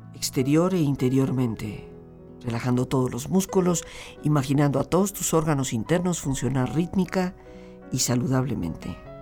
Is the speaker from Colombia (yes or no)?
no; Mexico